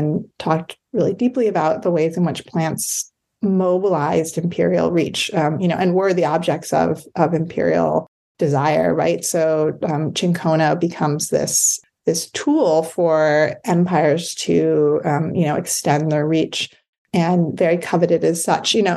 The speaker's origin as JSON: {"language": "English", "town": "Amherst", "region": "Massachusetts", "country": "United States", "tie": "born or raised there", "said": "I grew up in Amherst"}